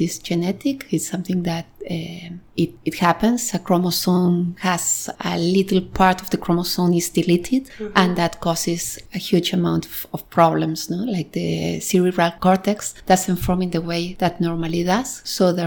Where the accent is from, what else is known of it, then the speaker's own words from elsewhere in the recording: Argentina; moved away as an adult; also born or lived in New York, United States; now in Barcelona, Spain; I'm originally from Argentina.